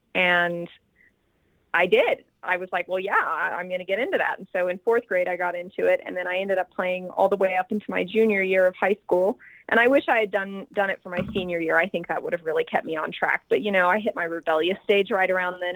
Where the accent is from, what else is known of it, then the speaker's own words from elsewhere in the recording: Antelope Valley, California, United States; moved away as an adult; now in New Mexico, United States; I'm originally from outside of Los Angeles, California, somewhere called the Antelope Valley